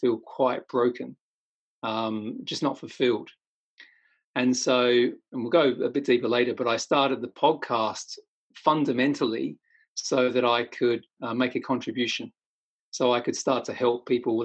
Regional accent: Australia; I'm Australian

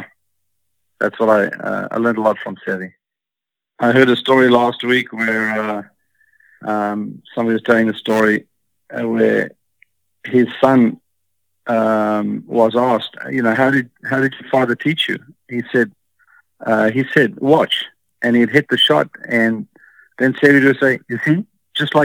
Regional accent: Cape Town, Western Cape, South Africa; I grew up in Cape Town, and it's like San Francisco.

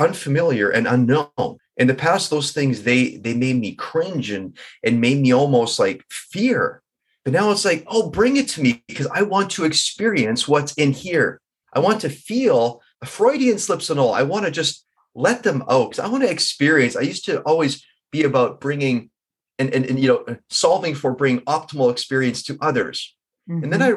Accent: Vancouver, British Columbia, Canada; I'm from Vancouver

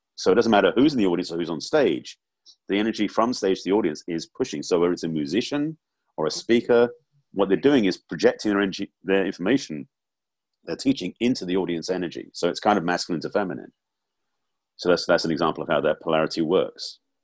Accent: England, United Kingdom; growing up in England

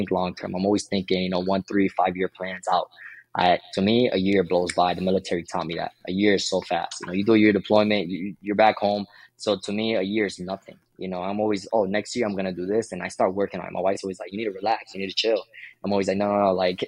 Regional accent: Florida, United States; I came from Florida.

